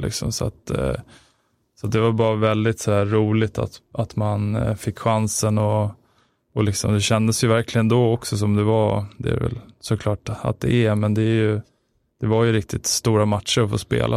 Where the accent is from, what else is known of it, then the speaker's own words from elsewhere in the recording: Stockholm, Stockholm County, Sweden; Spånga, född, eller född är jag väl inte, men uppväxt i Spånga